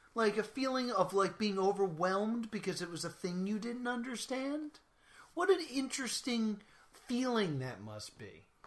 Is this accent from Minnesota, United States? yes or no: yes; Minnesota, United States; I'm from Minnesota